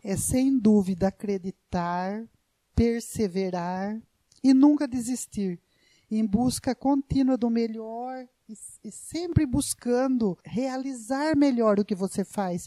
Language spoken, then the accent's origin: Portuguese; Brazil; eu tive a minha infância, né, na Fazenda Pagiário, né, ao lado da Fazenda Patrese